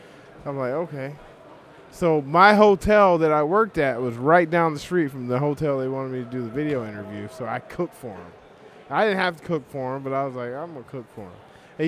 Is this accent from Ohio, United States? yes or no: no; Texas, United States; moved away as an adult; now in Connecticut, United States; I'm a professional chef and pit master. I'm from Texas, but I live in Connecticut now for about 13 years.